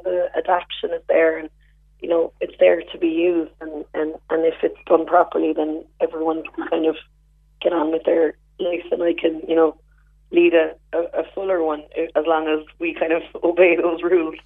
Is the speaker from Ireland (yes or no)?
yes; West Cork, Munster, Ireland; I'm from West Cork